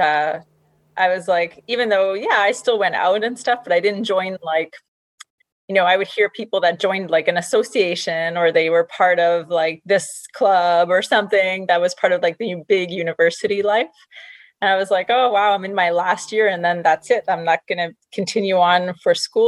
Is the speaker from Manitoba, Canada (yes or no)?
no; Montreal, Quebec, Canada; I'm originally from Montreal, Quebec, Canada